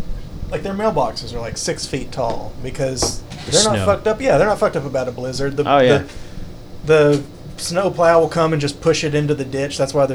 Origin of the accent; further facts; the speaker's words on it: England, Arkansas, United States; also born or lived in Russellville, Arkansas; I lived in Russellville for like a month, but other than that, I've lived in England all my life, and not even that far from, like, one house over there and this house over here, like, not far